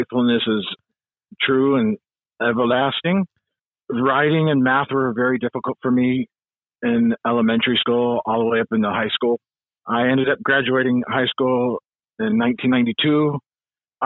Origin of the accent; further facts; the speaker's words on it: California, United States; also born or lived in Ann Arbor, Michigan; now in Connecticut, United States; I do remember California